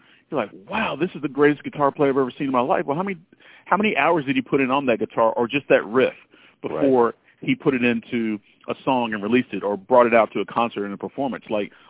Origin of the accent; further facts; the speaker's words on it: the South, United States; I grew up in the South, so I had a little bit of an accent. I worked to get rid of my accent.